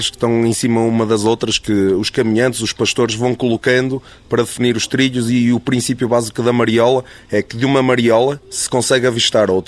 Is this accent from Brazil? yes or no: no; Porto, Norte, Portugal; eu sou de Porto